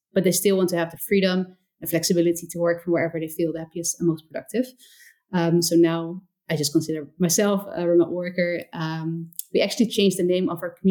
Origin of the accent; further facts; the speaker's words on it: small town near Rotterdam, South Holland, Netherlands; moved away as an adult; also born or lived in Portugal; I'm from the Netherlands. First of all, I'm from like a small town nearby Rotterdam.